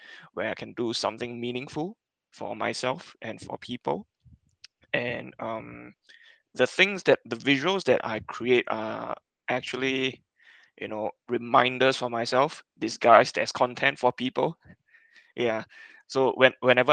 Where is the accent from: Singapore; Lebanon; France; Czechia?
Singapore; I'm from Singapore